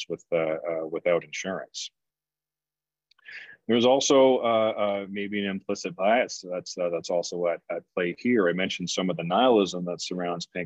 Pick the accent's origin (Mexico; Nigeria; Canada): Canada; now in United States; I'm actually from Canada, and I grew up with a public healthcare system. And so, you know, when I moved to the US